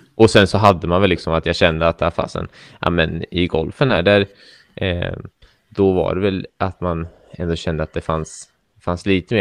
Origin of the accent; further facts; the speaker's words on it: Norrköping, Östergötland, Sweden; jag eh, är ju också uppväxt i Norrköping